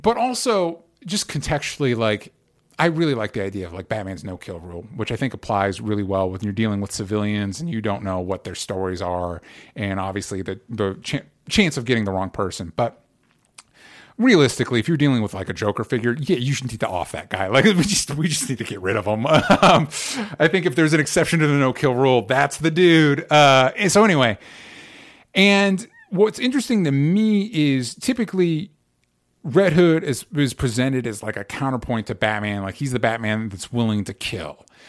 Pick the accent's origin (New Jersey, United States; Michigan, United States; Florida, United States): Florida, United States; Tampa; I grew up in Tampa